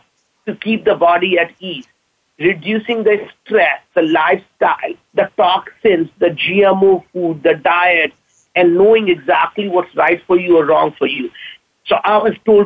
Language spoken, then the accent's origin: English; India; now in Seattle, United States; being an Indian immigrant, I can't pronounce V right